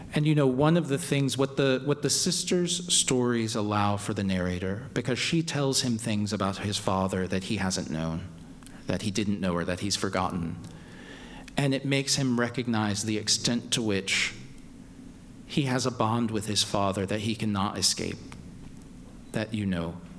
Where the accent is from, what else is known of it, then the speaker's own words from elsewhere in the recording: Louisville, Kentucky, United States; moved away; I was just in Louisville, my hometown